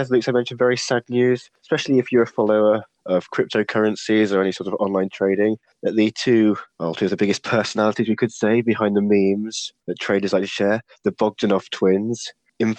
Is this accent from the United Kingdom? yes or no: yes; United Kingdom; As a Brit with free healthcare